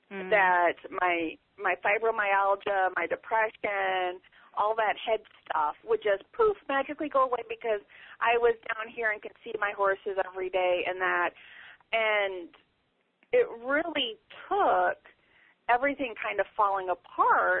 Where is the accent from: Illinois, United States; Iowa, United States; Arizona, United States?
Iowa, United States; moved away as an adult; now in Ozarks, United States; I was born and raised in Iowa